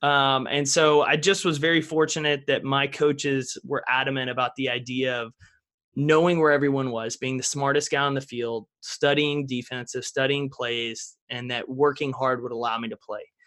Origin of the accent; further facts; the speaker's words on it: East Texas, United States; I grew up in East Texas, back in the piney woods, small town America.